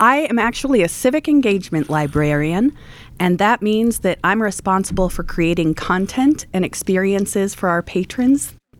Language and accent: English; Michigan, United States; now in Johnson County, United States; I'm originally from Michigan.